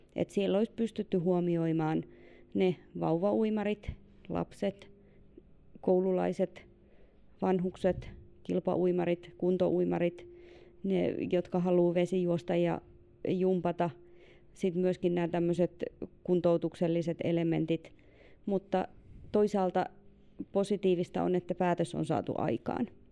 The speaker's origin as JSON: {"language": "Finnish", "town": "Ilomantsi", "region": "North Karelia", "country": "Finland", "tie": "born or raised there", "moved": "yes", "said": "Siis itse onko tosi Ilomantsista ja meillä lähin uimahalli on omassa lapsuudessa ollut Joensuussa"}